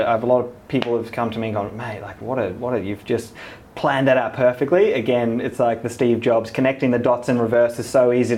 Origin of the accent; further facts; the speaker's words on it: South Africa; moved away; I'm South African